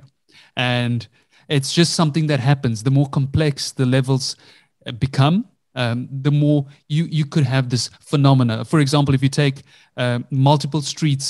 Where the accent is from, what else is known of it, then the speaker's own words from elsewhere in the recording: South Africa; Growing up, I grew up in South Africa, Indian parents